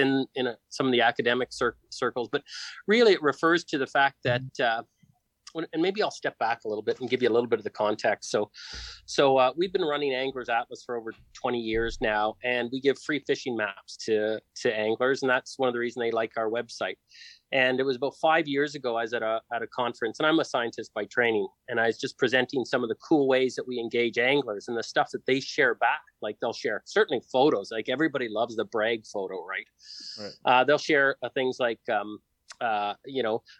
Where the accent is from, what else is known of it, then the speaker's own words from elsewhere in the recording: Sudbury, Ontario, Canada; now in Prince George, Canada; I grew up in Sudbury